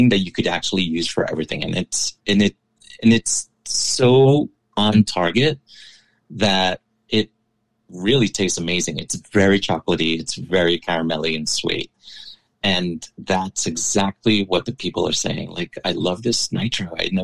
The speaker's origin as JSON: {"language": "English", "town": "New York City", "region": "New York", "country": "United States", "tie": "born or raised there", "said": "I was born and raised in New York City. My family's from Ecuador"}